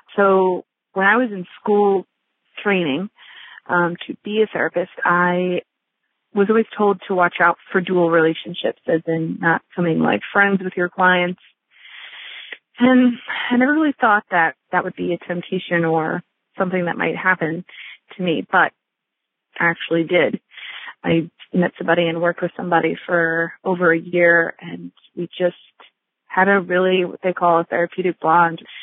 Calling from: New Jersey, United States; I'm calling from New Jersey.

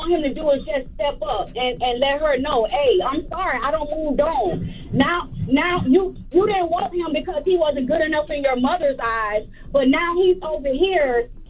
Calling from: Boynton Beach, Florida, United States; I'm calling from Boynton Beach. I'm calling from Boynton Beach.

